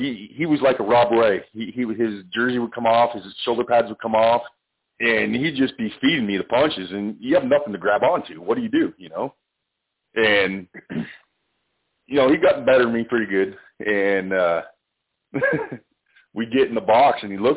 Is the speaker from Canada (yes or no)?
yes; Canada; I'm Canadian